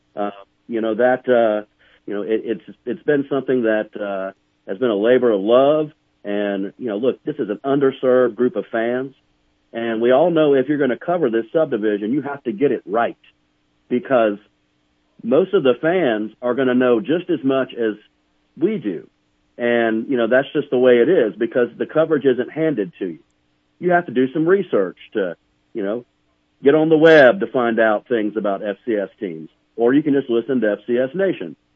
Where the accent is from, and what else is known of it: Charleston, South Carolina, United States; born or raised there; now in Montana, United States